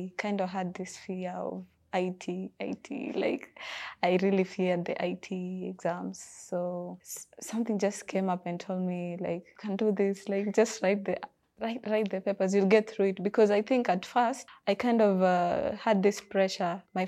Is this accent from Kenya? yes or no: yes; Kisumu, Kisumu County, Kenya; also born or lived in Mombasa; I'm from Kisumu.